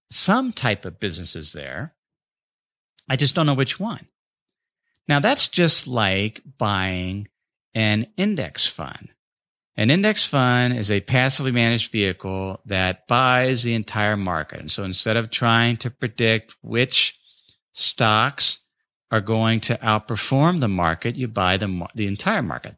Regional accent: North College Hill, Ohio, United States; my hometown of North College Hill

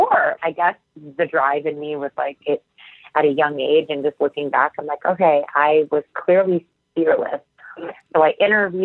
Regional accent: Syracuse, New York, United States; moved away as an adult; I am from Syracuse, New York, and I attended a community college right after high school, Onondaga Community College.

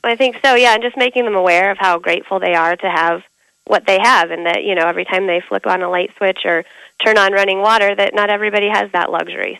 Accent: Denver, Colorado, United States; moved away as an adult; also born or lived in Kansas City, Missouri; now in Omaha, United States; Yeah, I grew up in Denver, and then I lived in Kansas City.

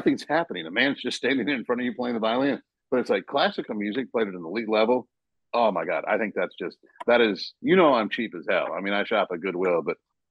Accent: East Coast, United States; I was born on the East Coast

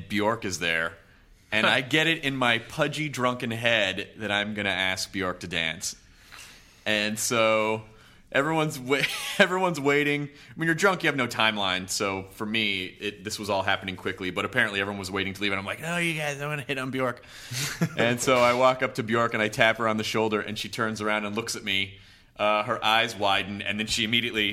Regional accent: Los Angeles, California, United States; I'm American and I'm from L.A.

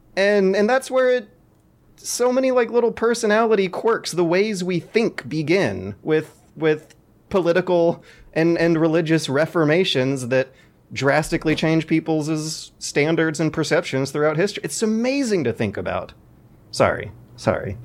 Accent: United States; born as an American

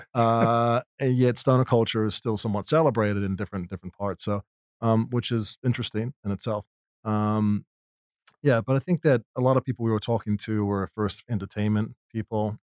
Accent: New Zealand; moved away; I grew up in New Zealand

